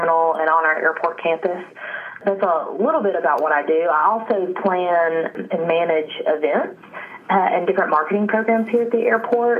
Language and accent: English; Western North Carolina, United States; I was born and raised here in the mountains of Western North Carolina, so I'm a native